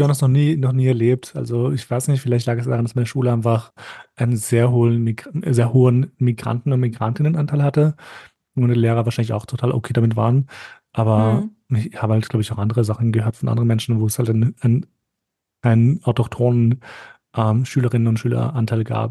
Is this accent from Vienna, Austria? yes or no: yes; Vienna, Austria; ich fühle mich schon österreichisch, aber wobei eher wienerisch